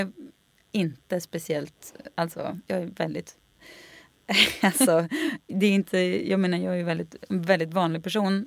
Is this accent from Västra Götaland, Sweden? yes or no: yes; Skaraborg, Västra Götaland, Sweden; jag tror vi kommer från liksom Slätta, Skaraborg